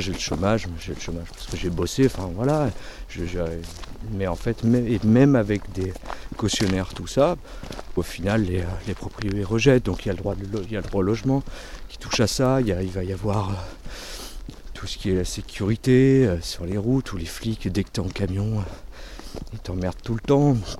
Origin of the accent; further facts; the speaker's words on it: Finistère, Brittany, France; Je suis Finistère.